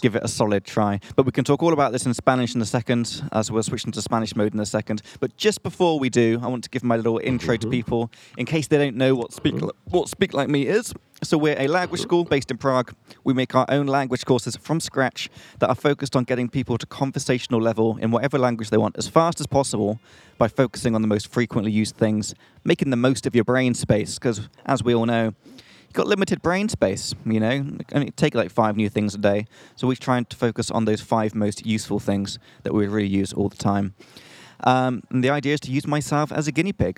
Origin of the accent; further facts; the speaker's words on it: England, United Kingdom; from England.